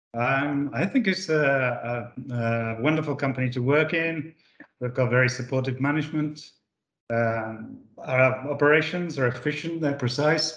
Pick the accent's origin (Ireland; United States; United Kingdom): United Kingdom; moved away as an adult; now in Italy; I'm not actually Italian. I was born in the UK. I moved here 30 years ago, and I've never moved away.